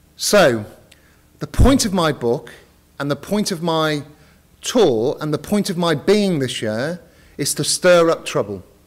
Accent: United Kingdom; I am uh, British

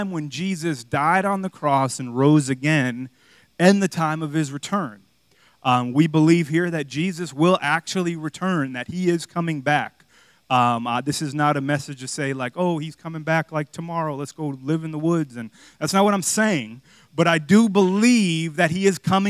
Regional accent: Miami, Florida, United States; moved away; growing up in Miami

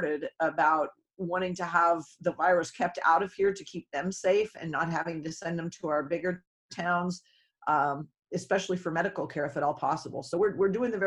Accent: Odessa, Washington, United States; moved away as an adult; also born or lived in Anchorage, Alaska / Homer, Alaska / Bristol Bay, Alaska; now in Alaska, United States; I was from Eastern Washington, a very small community called Odessa

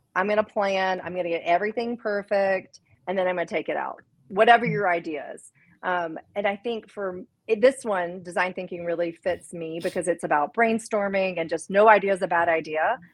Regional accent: Memphis, Tennessee, United States; moved away; in Memphis, eh, which is again my hometown

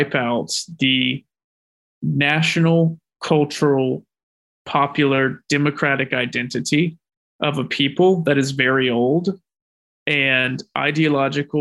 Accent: United States; I'm an American

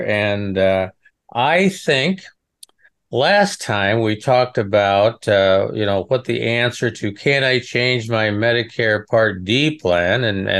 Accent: Nebraska, United States; I'm from Nebraska, out in the middle of nowhere.

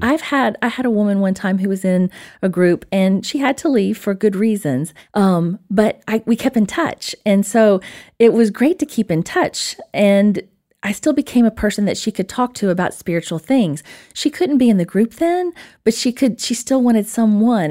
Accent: Alabama, United States; accent: Alabama; my little Alabama accent.

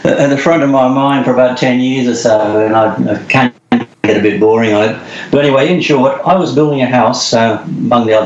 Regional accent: England, United Kingdom; born in England, and when I left school, I went to did an apprenticeship

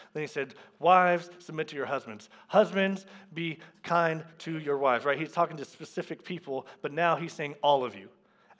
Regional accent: the South, United States; I grew up in the South, and so it doesn't just mean that you grew up in the South.

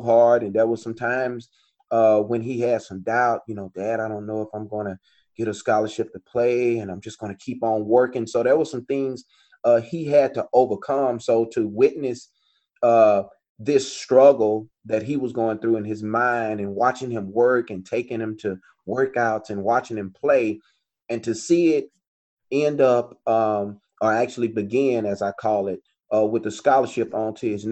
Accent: Longview, Texas, United States; now in Dallas, United States; my hometown of Longview

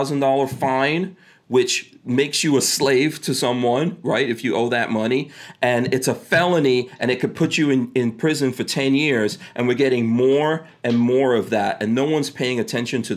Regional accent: New York City, New York, United States; also born or lived in Caribbean; I grew up in New York City

